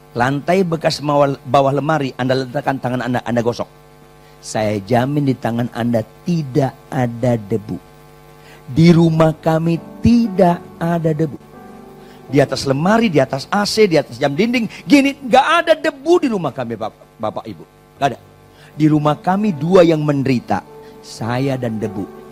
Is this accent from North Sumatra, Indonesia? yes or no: yes; Batak, North Sumatra, Indonesia; saya wong Batak